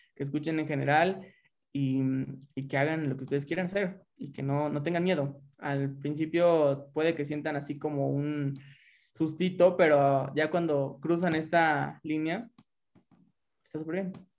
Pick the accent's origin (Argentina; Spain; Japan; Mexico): Mexico; Lagos de Moreno, Jalisco; soy de Lagos, de Moreno, Jalisco